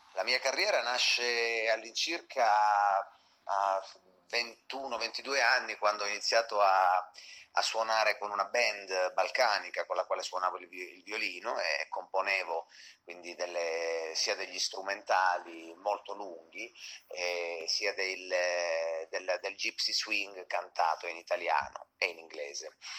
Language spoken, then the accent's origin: Italian; Acri, Calabria, Italy; moved away as an adult; now in Bologna, Italy; un cantautore di origine mm, calabrese, sono nato in provincia di Cosenza, ad Acri, e mi sono trasferito a Bologna quando avevo 18 anni più o meno